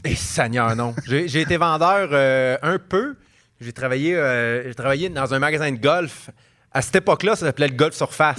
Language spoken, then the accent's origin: French; Montreal, Quebec, Canada; en tant que Montréalais